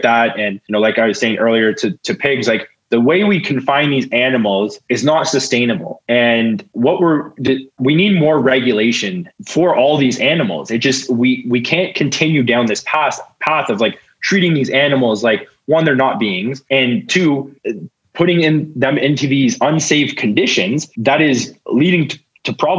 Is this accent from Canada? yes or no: yes; Ontario, Canada; now in Manitoba, Canada; I grew up in Ontario where it wasn't as much of an issue